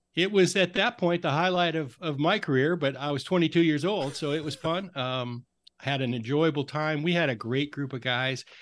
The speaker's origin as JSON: {"language": "English", "region": "Idaho", "country": "United States", "tie": "born or raised there", "also_born_or_lived": "Oregon", "moved": "as an adult", "lives_now": "Seattle, United States", "said": "growing up in Idaho, going to school in Oregon, and then really spending my adult life mostly in Seattle, I guess. I'm a Northwest guy"}